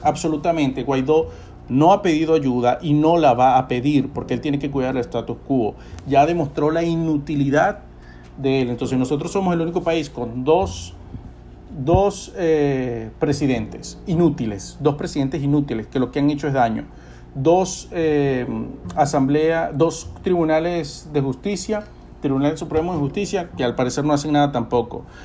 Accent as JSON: {"language": "Spanish", "country": "Venezuela", "said": "nosotros tenemos la responsabilidad como venezolanos de salvar nuestra tierra"}